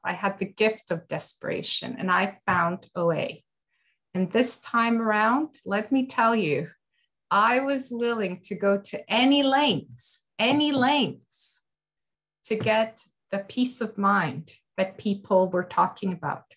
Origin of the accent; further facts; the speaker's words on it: Canada; I'm from Canada